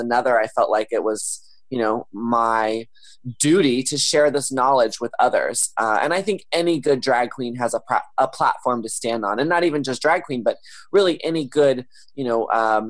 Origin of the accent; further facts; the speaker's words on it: Texas, United States; now in Los Angeles, United States; a young boy growing up in Texas